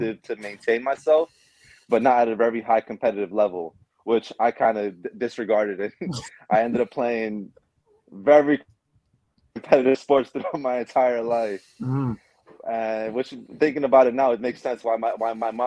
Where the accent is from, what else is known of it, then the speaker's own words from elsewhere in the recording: Puebla, Mexico; moved away; I was born in Mexico in a small town, small state called Puebla